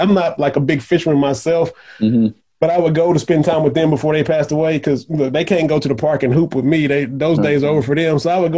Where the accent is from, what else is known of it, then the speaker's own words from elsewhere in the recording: Lynch, Kentucky, United States; I was born in Lynch, Kentucky. And like you said, you had some Eastern Kentucky representation in here. Jamie Boggs was up in here. He's from Putney, Kentucky. I'm from Lynch. We're both Harlan County guys.